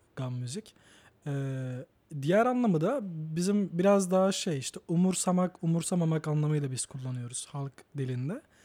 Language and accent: Turkish; Batman, Batman Province, Turkey; also born or lived in Kütahya / Ankara; now in Istanbul, Turkey; ben doğduğumda merkezde doğdum. Batman Batman merkezde doğdum.